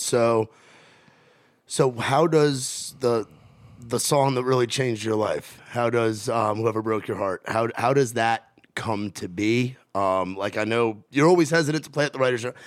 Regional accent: New York City, New York, United States; now in Nashville, United States; I'm from New York, where we got nine and a half million people on a fucking island in New York

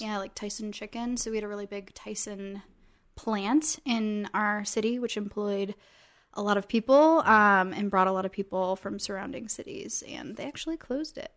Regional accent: Iowa, United States; moved away; I am from Iowa

